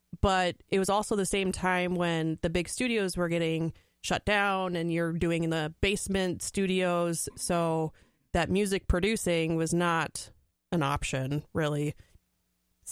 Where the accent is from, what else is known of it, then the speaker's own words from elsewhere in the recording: Pine Island, Minnesota, United States; moved away as an adult; also born or lived in Twin Cities, Minnesota; being in the Twin Cities for 15 years, but grew up in Pine Island, just north of Rochester